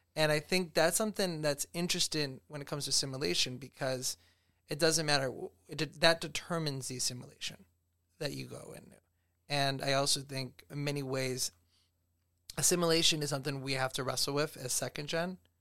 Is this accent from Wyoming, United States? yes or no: no; Rochester, New York, United States; I was born here in Rochester.